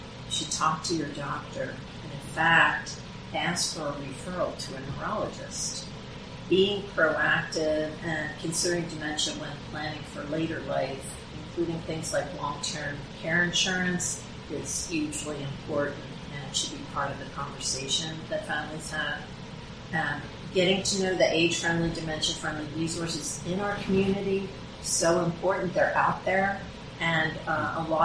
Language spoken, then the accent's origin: English; Morgan Hill, California, United States; We're all from Morgan Hill, and we're very active in the community.